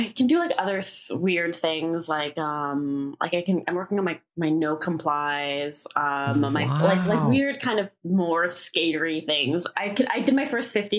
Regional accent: Canada; also born or lived in New York; now in Los Angeles, United States; I'm from Canada.

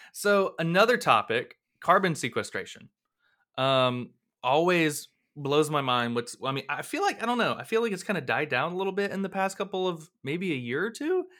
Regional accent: Blountstown, Florida, United States; my hometown of Bluntstown

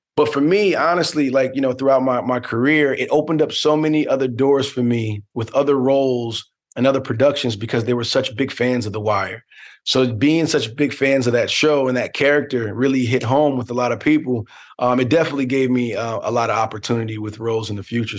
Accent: Newark, New Jersey, United States; born or raised there

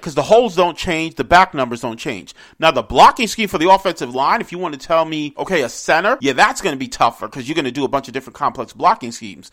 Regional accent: New York City, New York, United States; I grew up in New York City.

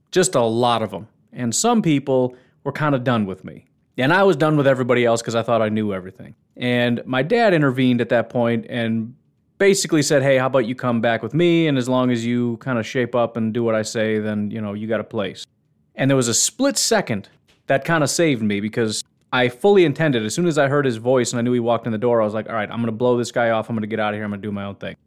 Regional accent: Illinois, United States; moved away; I grew up in Illinois

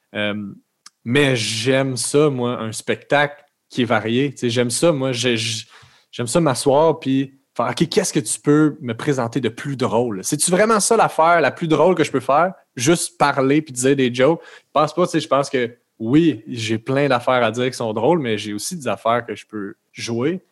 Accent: Terrebonne, Quebec, Canada; je viens de, de Lachenay

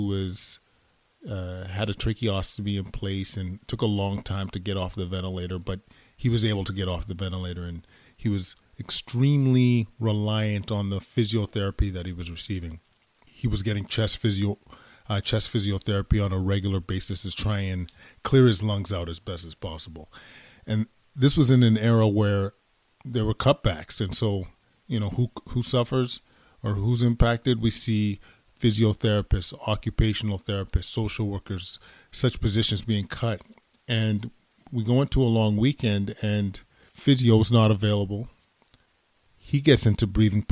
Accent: Edmonton, Alberta, Canada; moved away as an adult; now in Ottawa, Canada; born and raised in Edmonton, Alberta, Canada

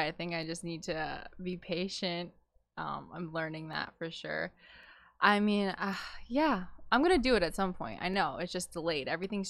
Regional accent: Manalapan, New Jersey, United States; I'm like same boat, like Central Jersey, middle of nowhere.

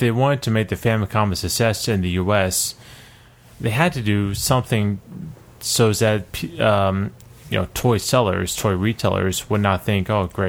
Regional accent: Philadelphia, Pennsylvania, United States; I'm from Philadelphia

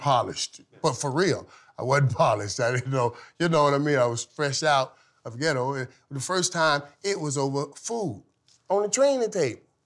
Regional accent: Florida, United States; moved away as an adult; also born or lived in Fort Lauderdale; I'm coming from Florida

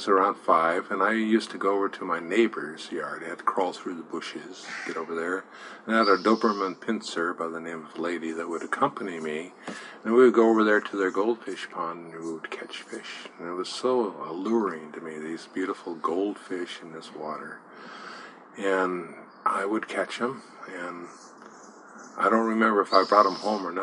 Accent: Portland, Oregon, United States; I was born in Portland and raised in Portland, and I'm living in Portland.

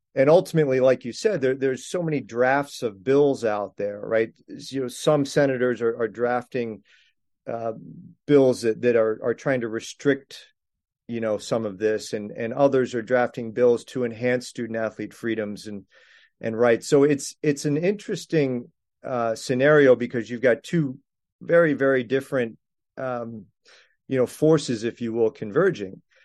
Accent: Landover, Maryland, United States; moved away; my hometown of, of Landover, Maryland

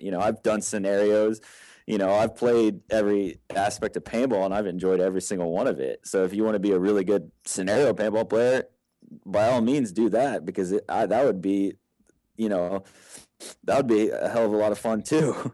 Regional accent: Texas, United States; I grew up in Texas

